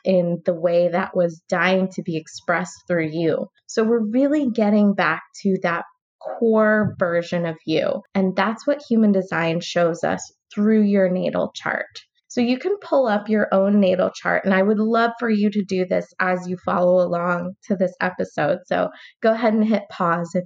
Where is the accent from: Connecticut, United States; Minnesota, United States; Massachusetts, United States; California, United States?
California, United States; I'm from California.